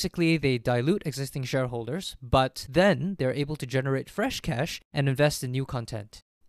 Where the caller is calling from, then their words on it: Singapore; I'm calling in from Singapore.